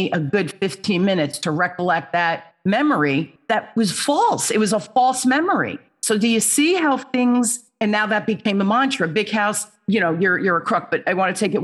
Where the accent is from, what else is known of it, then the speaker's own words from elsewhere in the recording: Newark, New Jersey, United States; also born or lived in Holmdel, New Jersey; I grew up in Newark, New Jersey, which was the inner city, riots, the whole thing, scary place to be. And we moved to this place called Homedale